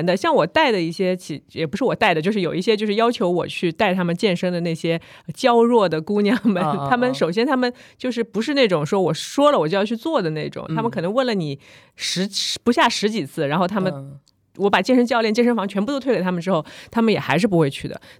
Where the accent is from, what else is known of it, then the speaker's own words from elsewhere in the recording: Shanghai, China; 哦，我刚才还想说，因为我是我们都是上海人。